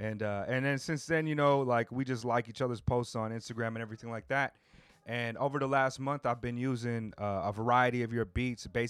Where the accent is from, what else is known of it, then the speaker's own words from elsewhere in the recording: Southern California, United States; I grew up in Southern California as well.